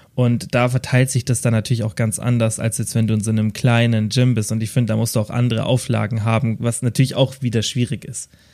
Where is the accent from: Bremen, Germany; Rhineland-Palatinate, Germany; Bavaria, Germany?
Bavaria, Germany; Kempten; also born or lived in Stuttgart; bei uns in Kempten